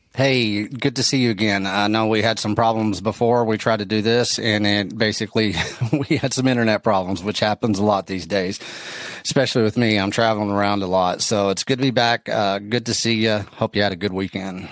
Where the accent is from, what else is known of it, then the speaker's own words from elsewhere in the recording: West Texas, United States; I'm from West Texas